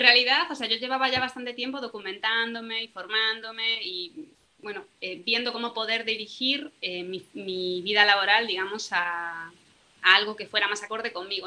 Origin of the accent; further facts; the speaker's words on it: Galicia, Spain; soy de Galicia